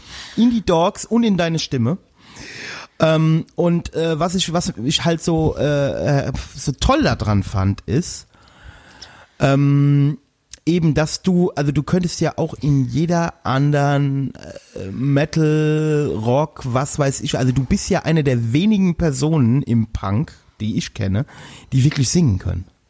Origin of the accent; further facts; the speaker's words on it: Westerwald, Rhineland-Palatinate, Germany; ich komme aus dem Westerwald